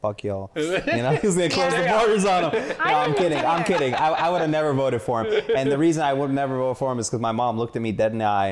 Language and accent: English; South Lebanon, Lebanon; moved away as an adult; now in United States; I'm from the South